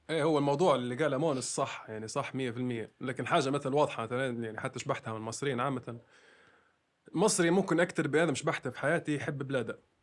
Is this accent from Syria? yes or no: no; Libya; also born or lived in Egypt; ان انا ليبي